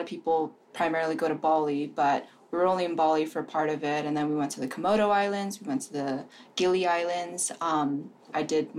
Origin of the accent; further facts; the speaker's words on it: East Coast, United States; moved away as an adult; having grown up on the East Coast